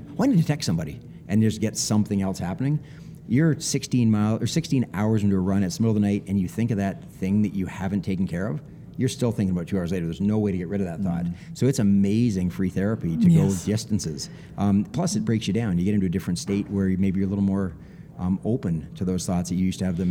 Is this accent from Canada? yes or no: yes; Canada; I'm Canadian